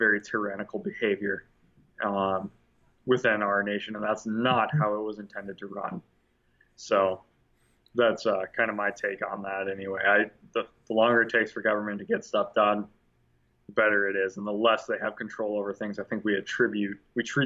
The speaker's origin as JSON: {"language": "English", "country": "United States", "said": "us as American people"}